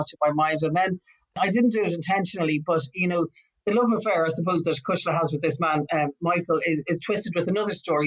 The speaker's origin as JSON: {"language": "English", "area": "a town on the shores of Belfast Lough", "region": "Northern Ireland", "country": "United Kingdom", "tie": "born or raised there", "also_born_or_lived": "Beirut", "said": "my family kind of moved away from Belfast when I was very small to a town on the shores of Belfast Lough, about 5 or 6 miles away"}